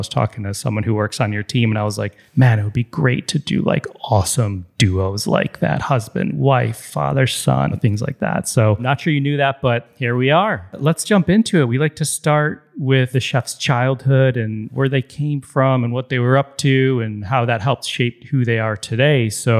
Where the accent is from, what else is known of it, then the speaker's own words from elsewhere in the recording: Deerfield, Illinois, United States; I grew up in Deerfield